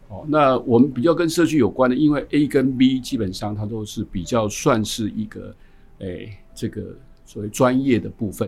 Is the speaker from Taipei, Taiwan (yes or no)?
no; Yunlin County, Taiwan; 我也是云林人